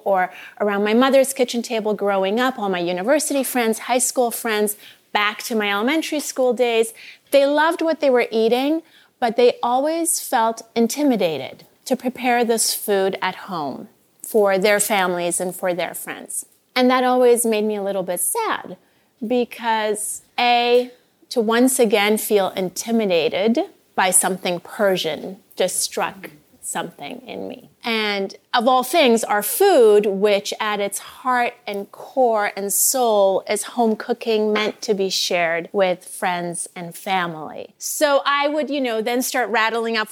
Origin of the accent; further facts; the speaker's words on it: Vancouver, British Columbia, Canada; moved away as an adult; also born or lived in Iran; now in Los Angeles, United States; I grew up in Vancouver, BC.